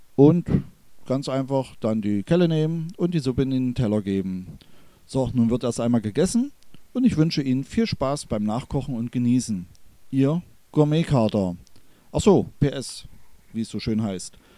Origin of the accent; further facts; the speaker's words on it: Börde, northern Harz foreland, Saxony-Anhalt, Germany; dass ich in der Kräuterkammer Deutschlands, das ist die Region Anhalt, Börde, nördliches Harzvorland, aufgewachsen bin